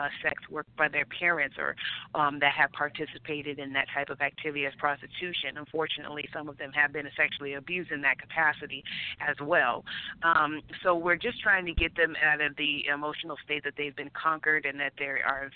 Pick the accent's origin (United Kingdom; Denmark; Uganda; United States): United States; San Dimas, California; moved away; also born or lived in Arizona / Dominican Republic; I was born and raised in San Dimas, California, and I spent some time in Arizona